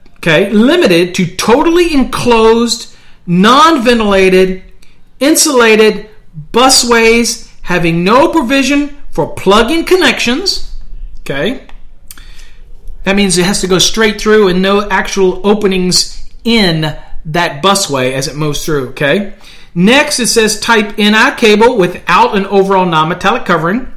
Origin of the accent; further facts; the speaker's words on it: Virginia, United States; now in Texas, United States; I'm from Virginia